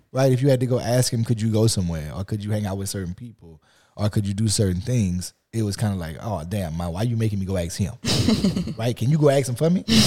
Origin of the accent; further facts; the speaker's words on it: Lafayette, Louisiana, United States; I grew up in Lafayette, Louisiana